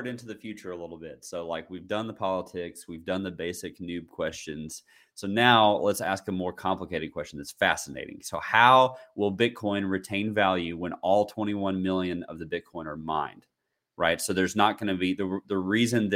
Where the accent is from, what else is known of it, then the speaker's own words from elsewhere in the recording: United States; as an American